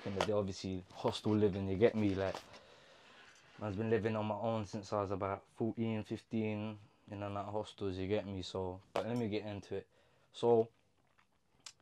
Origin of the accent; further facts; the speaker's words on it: London, United Kingdom; I'm from North London, Islington, Hilldrop Estate.